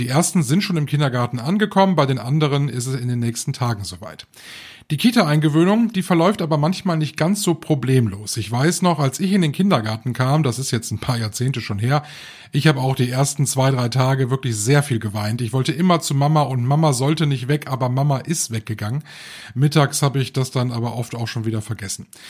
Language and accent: German; North Rhine-Westphalia, Germany; bei uns in Nordrhein-Westfalen